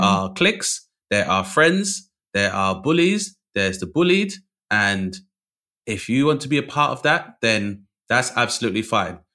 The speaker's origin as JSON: {"language": "English", "region": "London", "country": "United Kingdom", "tie": "born or raised there", "also_born_or_lived": "Bradford", "said": "I grew up in London, which is a melting pot"}